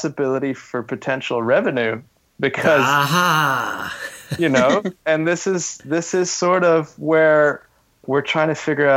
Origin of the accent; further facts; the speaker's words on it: Canada; moved away; as a Canadian